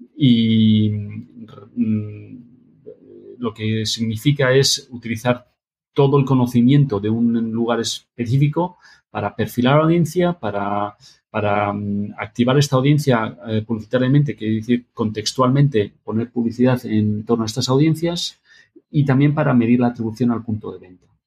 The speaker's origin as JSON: {"language": "Spanish", "town": "Madrid", "region": "Community of Madrid", "country": "Spain", "tie": "born or raised there", "also_born_or_lived": "Barcelona / Boston / Sweden", "said": "yo nací en Barcelona, pero siempre he vivido en Madrid"}